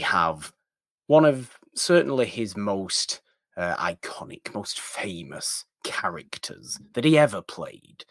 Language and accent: English; United Kingdom; me being British